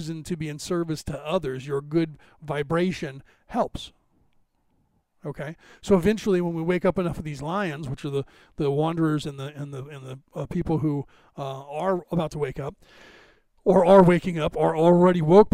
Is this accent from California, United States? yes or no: yes; California, United States; because I'm from California